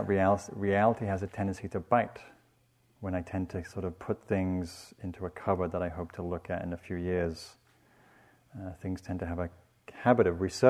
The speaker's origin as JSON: {"language": "English", "region": "England", "country": "United Kingdom", "tie": "born or raised there", "said": "When I grew up in England, first I was raised in the South"}